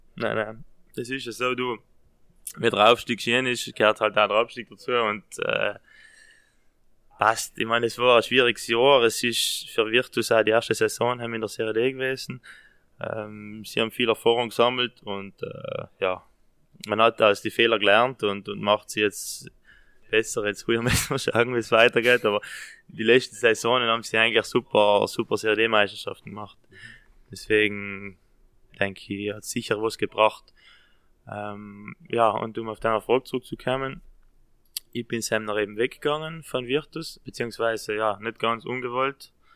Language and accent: German; South Tyrol, Trentino-Alto Adige, Italy; da bei uns in Südtirol